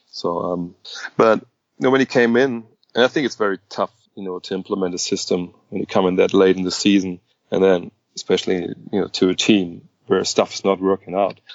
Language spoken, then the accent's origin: English; Wolfsburg, Lower Saxony, Germany; moved away as an adult; also born or lived in Cologne / Frankfurt; now in Wolfsburg, Germany; born and bred.